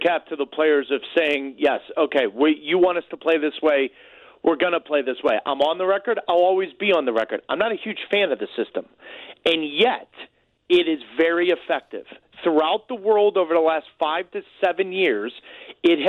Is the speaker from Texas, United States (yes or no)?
no; St. Louis, Missouri, United States; I've never been more proud to say I'm from St. Louis. I've never been more proud to say my family's there. That city raised me.